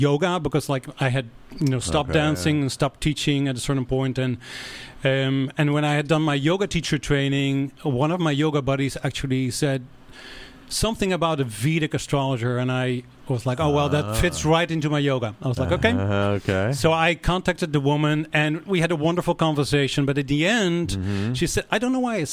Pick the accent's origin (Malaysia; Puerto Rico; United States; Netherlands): Netherlands; moved away as an adult; I grew up in Holland. And came here 25 years ago to pursue a dance career